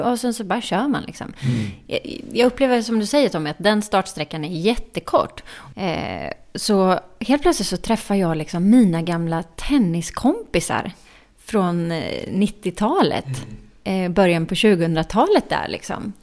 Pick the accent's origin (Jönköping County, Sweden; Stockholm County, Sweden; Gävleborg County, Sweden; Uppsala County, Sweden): Jönköping County, Sweden; Jönköping; moved away; min hemstad Jönköping